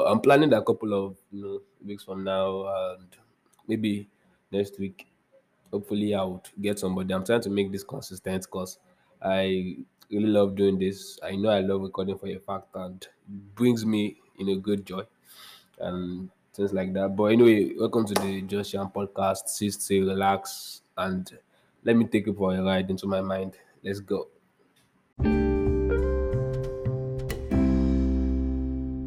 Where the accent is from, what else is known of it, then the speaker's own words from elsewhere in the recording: Nigeria; I'm a Nigerian